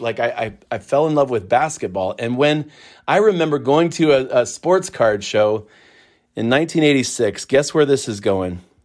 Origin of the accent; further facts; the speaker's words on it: Akron, Ohio, United States; I'm a kid from Akron